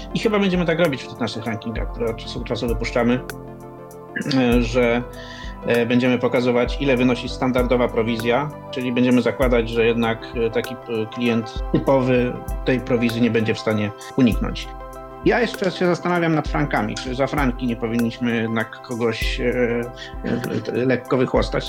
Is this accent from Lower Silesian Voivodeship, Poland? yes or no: no; Poznań, Greater Poland, Poland; Tu jestem z Poznania